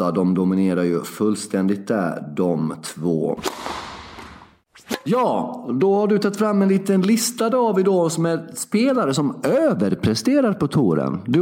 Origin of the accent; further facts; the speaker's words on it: Sweden; jag är svensk.